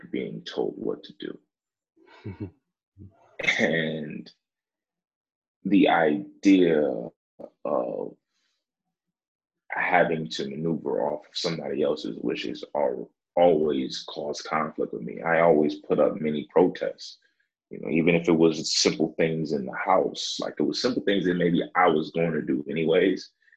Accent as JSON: {"language": "English", "town": "Buffalo", "region": "New York", "country": "United States", "tie": "born or raised there", "said": "I'm originally from Buffalo, New York"}